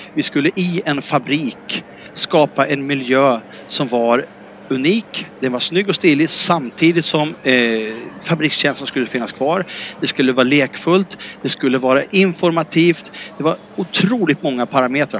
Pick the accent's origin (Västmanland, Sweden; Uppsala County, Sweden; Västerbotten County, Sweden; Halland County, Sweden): Västmanland, Sweden; Västerås; moved away as an adult; vi är västeråsare i botten